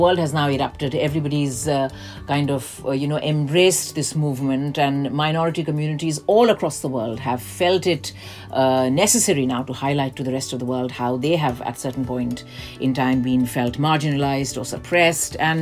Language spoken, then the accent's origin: English; India; now in London, United Kingdom; I grew up in India